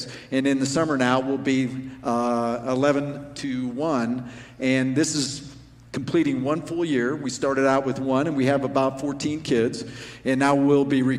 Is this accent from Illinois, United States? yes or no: no; Arvada, Colorado, United States; We grew up in Arvada